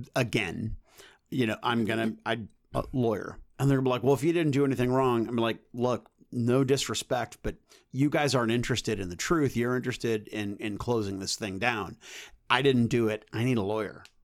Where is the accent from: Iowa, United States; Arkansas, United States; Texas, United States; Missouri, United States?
Missouri, United States; North County; I was from North County